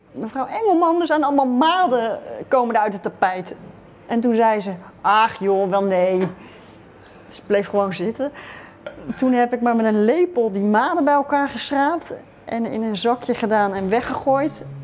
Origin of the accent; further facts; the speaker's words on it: Rotterdam, South Holland, Netherlands; ik kom uit Rotterdam